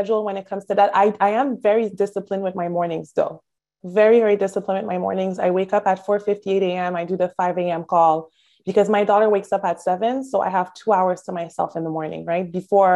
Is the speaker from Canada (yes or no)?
yes; Montreal, Quebec, Canada; moved away as an adult; now in Miami, United States; I'm from Montreal, Canada, by the way. I've only been in Miami 8 years.